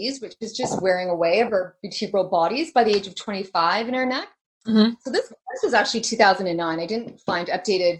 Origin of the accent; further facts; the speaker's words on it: Canada; we live in a winter climate, so we're Canadian